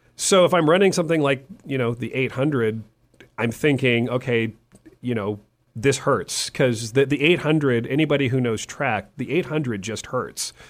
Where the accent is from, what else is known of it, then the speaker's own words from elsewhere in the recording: California, United States; moved away; also born or lived in Texas; I'm originally from California.